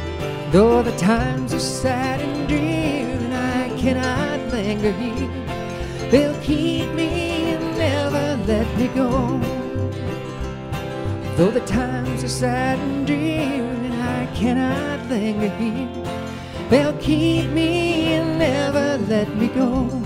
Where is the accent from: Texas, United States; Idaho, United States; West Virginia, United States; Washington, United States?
West Virginia, United States; Cross Lanes; moved away; I'm from just up the road in Cross Lanes. My hometown is named for the stoplight.